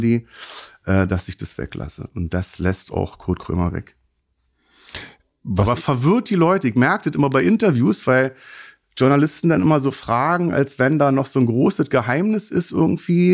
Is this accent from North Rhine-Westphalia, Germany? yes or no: no; Berlin, Germany; 74 geboren in Neukölln